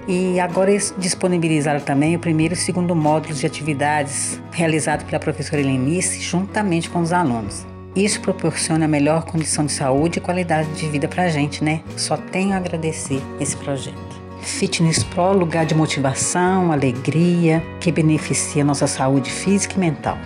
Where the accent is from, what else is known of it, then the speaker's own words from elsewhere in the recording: Ouro Preto, Minas Gerais, Brazil; sou de Ouro Preto, tenho 41 anos